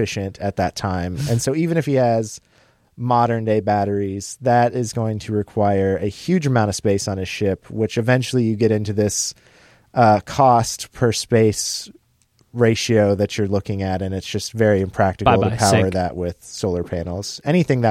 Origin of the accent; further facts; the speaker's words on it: Mankato, Minnesota, United States; We're from Mankato.